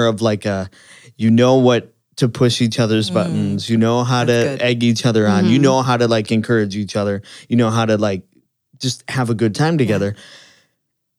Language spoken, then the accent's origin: English; Green Bay, Wisconsin, United States; also born or lived in Stevens Point, Wisconsin; grew up going to youth group and church and knowing each other. We moved from Green Bay to Stevens Point separately